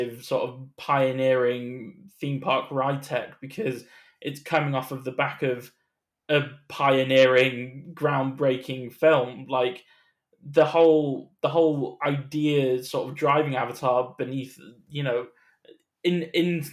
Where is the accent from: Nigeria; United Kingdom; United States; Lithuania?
United Kingdom; as a British person